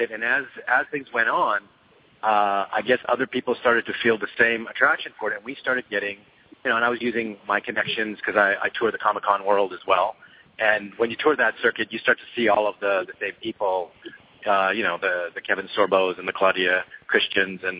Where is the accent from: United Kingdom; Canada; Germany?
Canada; Montreal, Quebec; moved away as an adult; now in Los Angeles, United States; I grew up in Montreal, Canada